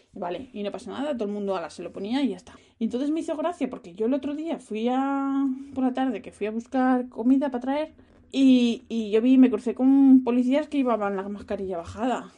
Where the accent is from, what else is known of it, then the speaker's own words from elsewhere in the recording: Spain; moved away; yo soy española